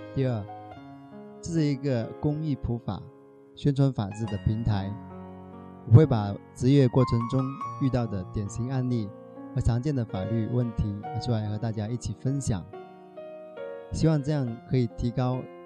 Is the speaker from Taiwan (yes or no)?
no; Shaoguan, Guangdong, China; now in Dongguan, China; 我来自广东韶关